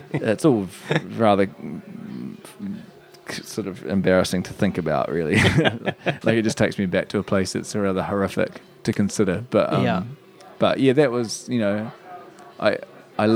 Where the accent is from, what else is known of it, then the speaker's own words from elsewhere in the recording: Christchurch, Canterbury, New Zealand; moved away; also born or lived in United Kingdom / New York; growing up in Christchurch